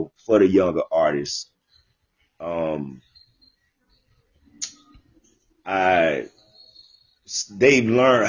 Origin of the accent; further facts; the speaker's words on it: Jacksonville, Florida, United States; I'm from Jacksonville.